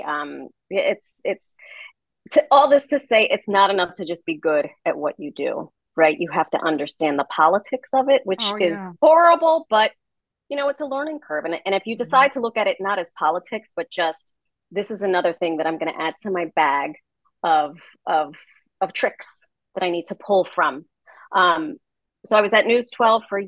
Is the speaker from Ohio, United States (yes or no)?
no; New York City, New York, United States; I'm from the Bronx